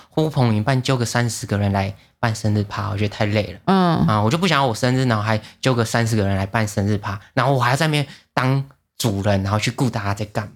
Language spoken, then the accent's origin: Chinese; Taiwan; 我们台湾人